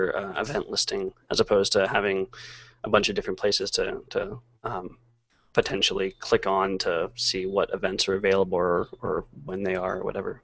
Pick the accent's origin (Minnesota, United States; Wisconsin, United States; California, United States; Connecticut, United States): California, United States; San Francisco Bay Area; moved away; I'm from the Bay Area